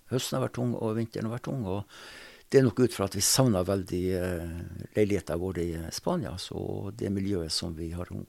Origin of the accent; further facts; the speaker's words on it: Northern Norway, Norway; accent: Northern Norwegian; hun snakka gebrokkent norsk, og jeg snakka nordnorsk, så det var ikke så helt lett å komme i gang med en god samtale.